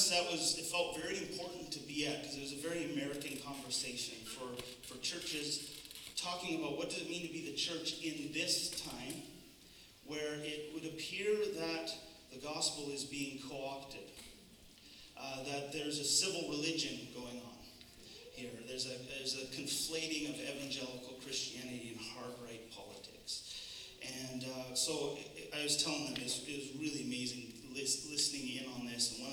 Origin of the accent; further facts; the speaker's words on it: Canada; I find as a Canadian